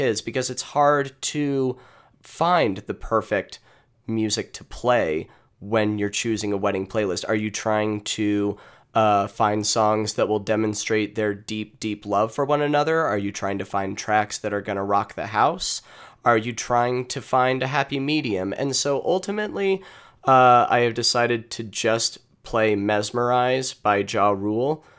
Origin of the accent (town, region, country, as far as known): United States